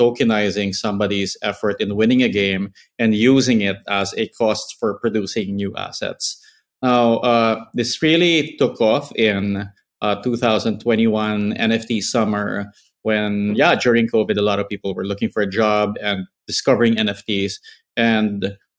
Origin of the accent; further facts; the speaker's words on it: Philippines; I grew up in the Philippines